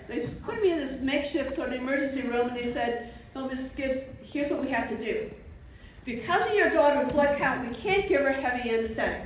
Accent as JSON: {"language": "English", "town": "Niagara Falls", "region": "New York", "country": "United States", "moved": "as an adult", "lives_now": "Virginia, United States", "said": "So I come from Niagara Falls, New York"}